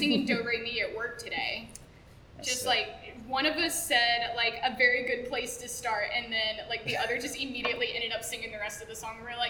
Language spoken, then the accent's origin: English; the South, United States; I kind of find it hard to describe, which makes me feel like a failure as a Southerner.